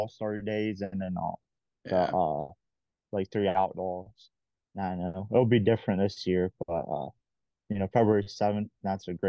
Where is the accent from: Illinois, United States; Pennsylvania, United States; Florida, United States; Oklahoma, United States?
Pennsylvania, United States; Western; We're both from Western PA, went to high school together